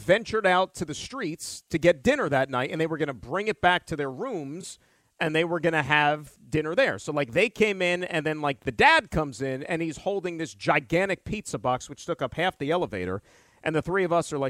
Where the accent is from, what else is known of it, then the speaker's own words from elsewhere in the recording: New Jersey, United States; somebody born, raised, still lives in New Jersey.